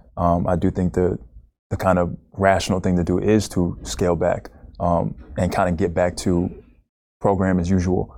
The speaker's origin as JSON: {"language": "English", "town": "Naples", "region": "Florida", "country": "United States", "tie": "born or raised there", "also_born_or_lived": "Bronx, New York", "said": "I grew up in Bronx, New York, till I was about ten. Played a little bit of basketball there, but not, it wasn't, like, my thing. Moved to Naples, Florida"}